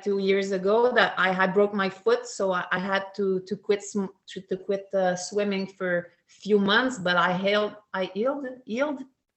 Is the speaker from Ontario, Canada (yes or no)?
no; Sept-Îles, Quebec, Canada; English is a second language; moved away as an adult; now in Montreal, Canada; that's called Seven Island, and I start swimming there for a team really seriously